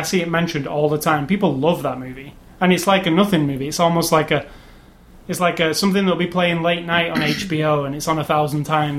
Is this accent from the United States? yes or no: no; England, United Kingdom; being an Englishman